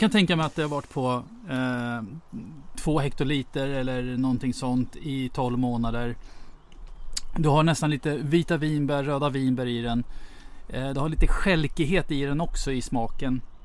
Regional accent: Russia; now in Sweden; som ryss själv

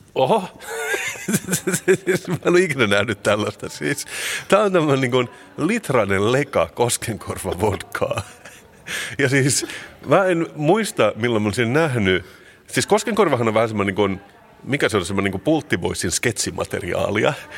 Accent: Finland; mä oon suomenruotsalainen, tämä on mun kulttuuri.

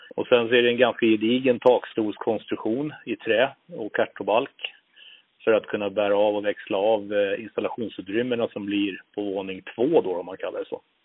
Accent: Nynäshamn, Stockholm County, Sweden; moved away as an adult; now in Uppsala, Sweden; född och uppvuxen ute på Torö utanför Nynäshamn

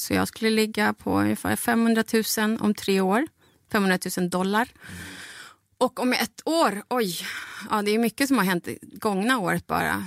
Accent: Bolivia; now in Sweden; mitt hemland

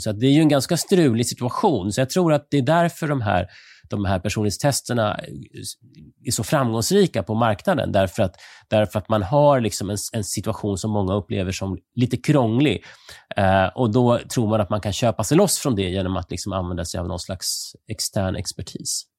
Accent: Sweden; som svensk

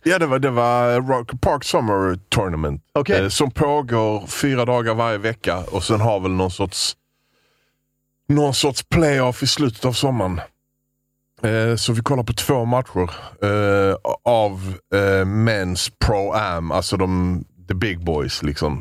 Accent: Sweden; Vi sa vi var från Sverige

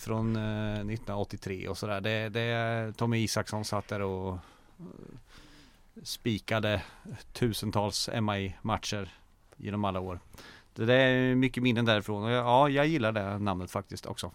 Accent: Mjölby, Östergötland, Sweden; Jag är ju från Mjölby från början, så jag är ju uppvuxen på Vi i Folkavallen

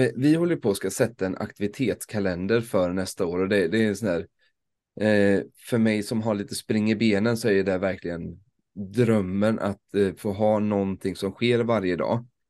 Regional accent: Småland, Sweden; för en smålänning

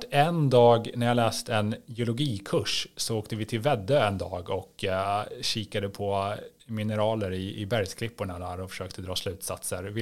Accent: Järna, Stockholm County, Sweden; moved away as an adult; also born or lived in Östersund / Örnsköldsvik / Brussels; now in Norrtälje, Sweden; jag är uppvuxen i Södertälje, egentligen utanför Södertälje, i, Järna, i eh, ja, den antroposofiska delen av Järna faktiskt.

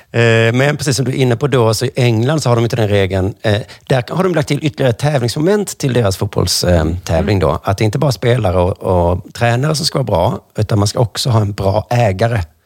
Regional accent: Sweden; för mig som svensk

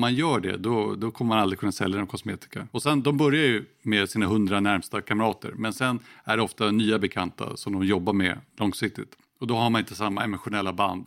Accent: Sweden; Här hemma i Sverige

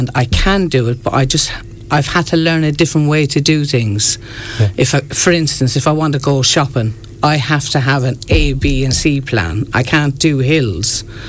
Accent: New Ross, County Wexford, Ireland; moved away; 2015, I moved back home here to Ireland, because I'm from New Ross.

